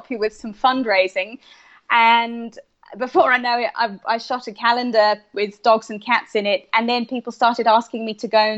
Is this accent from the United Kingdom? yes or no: yes; United Kingdom; I'm from the UK, so I'm British.